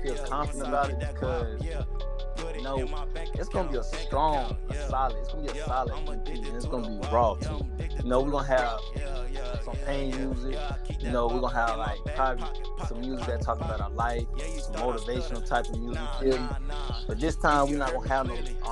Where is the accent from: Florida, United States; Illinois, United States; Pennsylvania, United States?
Florida, United States; I'm from Florida, you feel me? I was basically born down here, you feel me? Been down my whole life